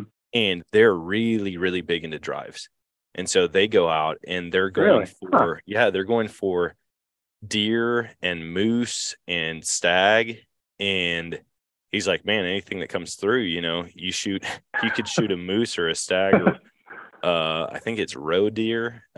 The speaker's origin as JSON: {"language": "English", "town": "Eau Claire", "region": "Wisconsin", "country": "United States", "tie": "born or raised there", "said": "So I grew up in Wisconsin or in Eau Claire."}